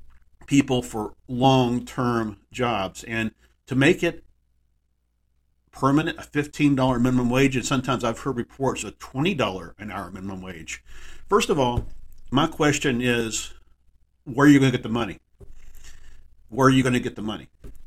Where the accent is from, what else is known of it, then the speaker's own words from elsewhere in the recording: Texas, United States; my hometown in Texas